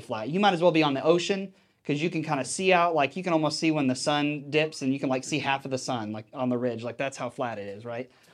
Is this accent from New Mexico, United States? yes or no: no; Texas, United States; when I was growing up in Texas